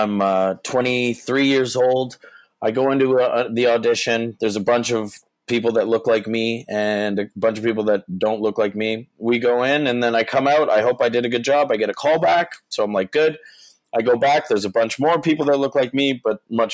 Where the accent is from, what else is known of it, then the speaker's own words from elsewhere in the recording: Canada; I'm a Canadian actor